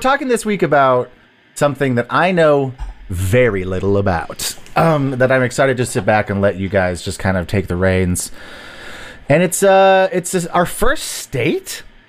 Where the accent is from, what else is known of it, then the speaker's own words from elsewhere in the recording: Texas, United States; moved away as an adult; now in Chicago, United States; I'm from Texas. So I don't know anything about the Midwest. Even though I've lived in Chicago for like 6 years